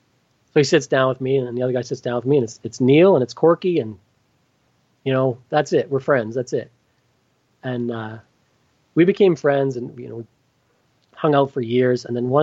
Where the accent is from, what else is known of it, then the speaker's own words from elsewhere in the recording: Irma, Alberta, Canada; I'm in a bar in Wainwright. Don't really know anybody because I'm from Irma.